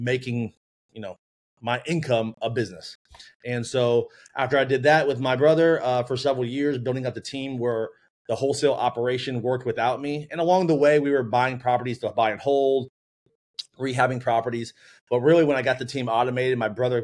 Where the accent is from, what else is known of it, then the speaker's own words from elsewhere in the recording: Orlando, Florida, United States; born and raised in Orlando, went to UCF for a finance degree